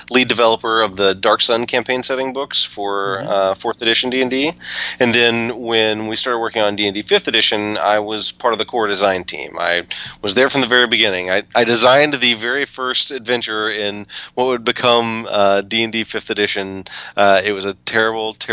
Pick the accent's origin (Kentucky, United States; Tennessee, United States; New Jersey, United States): Tennessee, United States; I was born and raised in Tennessee